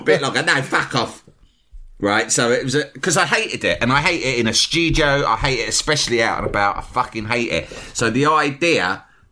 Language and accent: English; London, United Kingdom; I was from London